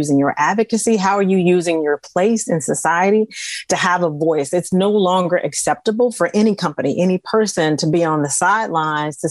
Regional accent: the South, United States; I grew up in the South

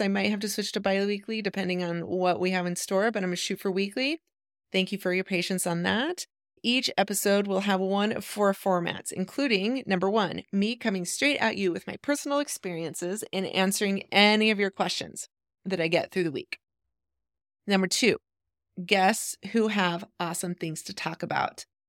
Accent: Idaho, United States; moved away as an adult; also born or lived in Eugene, Oregon; I grew up in Idaho

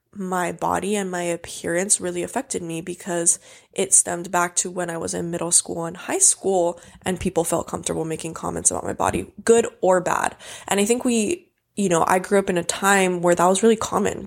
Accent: Hawaii, United States; I grew up in Hawaii, so I grew up in a bathing suit.

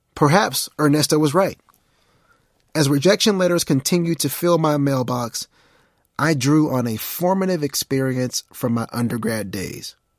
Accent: Mount Pleasant, Texas, United States; I was from Mount Pleasant, an unknown town, at least to them, with a population of only twelve thousand two hundred ninety-one people.

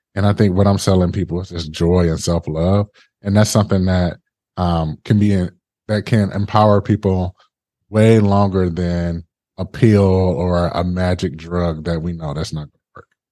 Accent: Detroit, Michigan, United States; I'm originally from Detroit

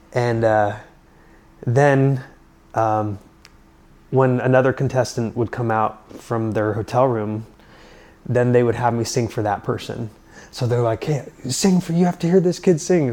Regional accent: Utah, United States; growing up in Utah

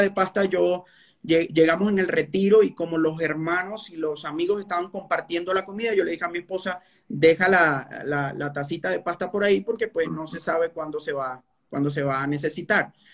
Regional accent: Venezuela; moved away as an adult; now in Colombia

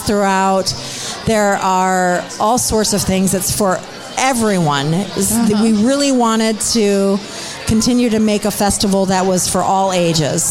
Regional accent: Stow, Ohio, United States; now in Akron, United States; I grew up in Stowe

